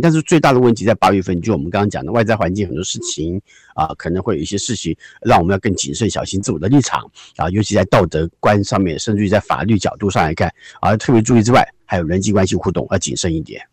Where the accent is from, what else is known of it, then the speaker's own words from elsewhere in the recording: Taiwan; 我们就是台湾人讲老还颠呐